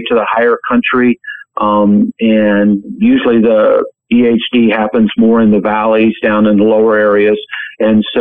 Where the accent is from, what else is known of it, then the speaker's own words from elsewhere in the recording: Utah, United States; my home state of Utah